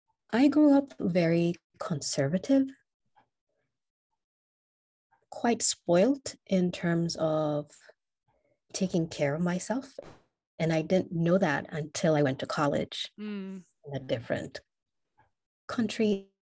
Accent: Kenya; first language English; I would consider English my first language because in Kenya, we have two national languages.

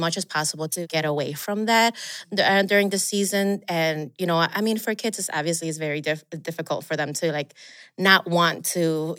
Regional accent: Chicago, Illinois, United States; So then growing up in Chicago, where it's, you know, December is very cold and very quiet in the streets.

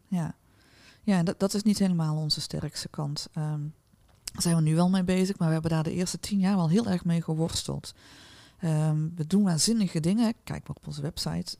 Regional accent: North Brabant, Netherlands

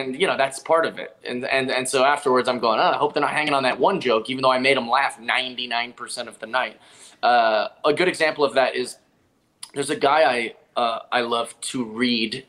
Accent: Seattle, Washington, United States; I'm from Seattle

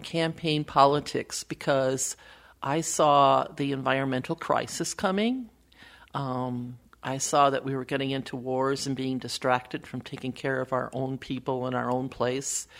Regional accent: Wisconsin, United States; now in Minnesota, United States; I was born in Wisconsin

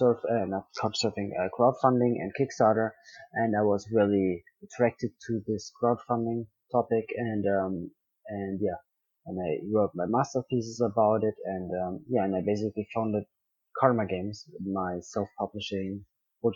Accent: Bavaria, Germany; also born or lived in Dubai; I was born in Dubai, and I lived there the first 5 years of my life. And then I grew up in South Germany, in Bavaria, most of my life.

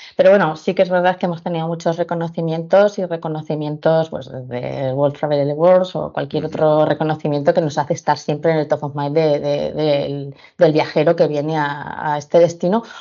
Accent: Pamplona, Navarre, Spain; now in Alicante, Spain; soy de Pamplona

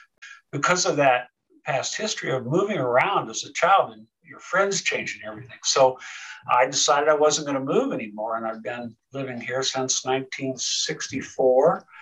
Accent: Sergeant Bluff, Iowa, United States; also born or lived in Tokyo, Japan; I was raised in the military, so we lived all over the world. I moved from Japan, in Tokyo, actually a big city, to a small city, Sergeant Bluff. I think we had 32 people in our graduating high school class.

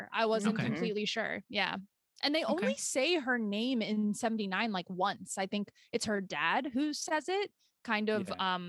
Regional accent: Germany; moved away; I grew up in Germany.

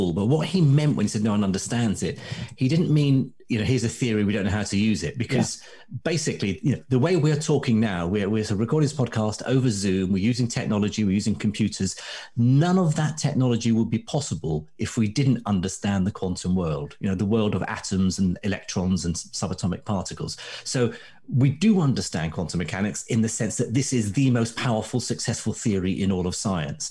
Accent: Baghdad, Baghdad Governorate, Iraq; now in United Kingdom; as a kid, I grew up in Baghdad

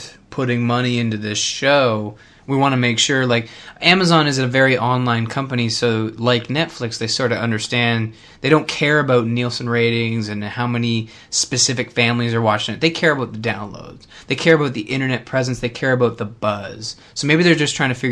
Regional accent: Canada; being a Canadian

